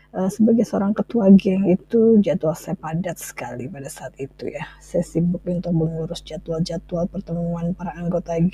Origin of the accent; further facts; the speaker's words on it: Bandung, West Java, Indonesia; soalnya banyak banget cerita seru saya waktu kecil itu ya waktu di Bandung terus eh, habis itu dia pindah ke Jakarta gitu